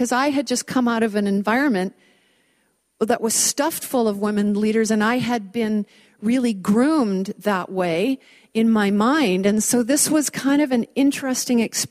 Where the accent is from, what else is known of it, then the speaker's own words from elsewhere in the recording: Vancouver, British Columbia, Canada; I grew up in Vancouver, and I went to a girls' private school